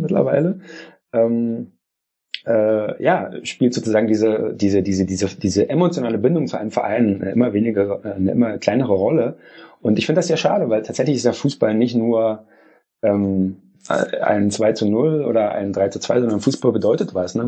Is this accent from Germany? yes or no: yes; Germany; bei uns in Deutschland